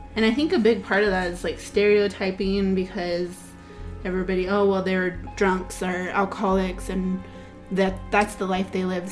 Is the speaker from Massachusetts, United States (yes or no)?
no; California, United States; we're from the Kumeyaay and Maidu tribes in California.